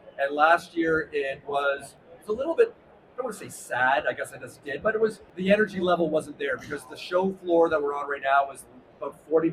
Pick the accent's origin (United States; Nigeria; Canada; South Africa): Canada; Vancouver, British Columbia; I'm from Canada